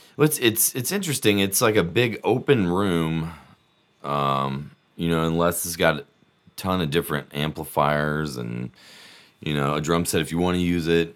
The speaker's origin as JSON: {"language": "English", "town": "Birmingham", "region": "Alabama", "country": "United States", "tie": "born or raised there", "also_born_or_lived": "Auburn", "said": "I'm, I'm from Birmingham, born and raised"}